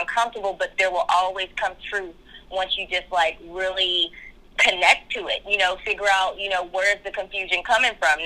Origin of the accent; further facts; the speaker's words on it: Kentucky, United States; moved away as an adult; also born or lived in Florida; now in California, United States; we're both from Kentucky. We're both from the same, like, hometown, the same area.